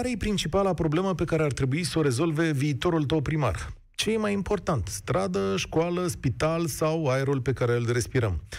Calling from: Bucharest, Romania; Bună ziua, din București. … am 33 de ani.

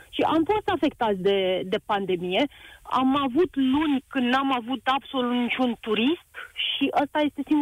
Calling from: Vistișoara, Brașov County, Romania; de la Vistișoara. Uh, noi avem o pensiune de 10 camere aici în sat la Poalele Munților Făgăraș.

